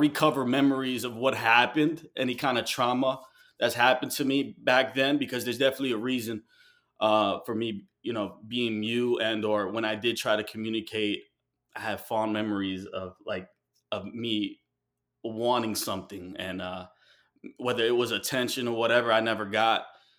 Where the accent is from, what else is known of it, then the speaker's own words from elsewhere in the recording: Guayaquil, Guayas, Ecuador; Well, I'm Ecuadorian and from Guayaquil, and my father's side is from Medellin and Bogota.